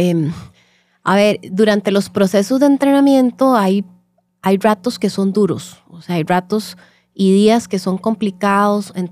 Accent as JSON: {"language": "Spanish", "country": "Costa Rica", "said": "Entonces, eh, nosotros somos las ticas"}